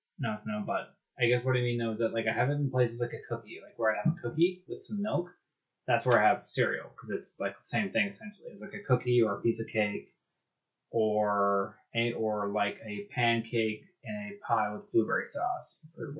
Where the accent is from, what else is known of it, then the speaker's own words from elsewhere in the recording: Canada; as a Canadian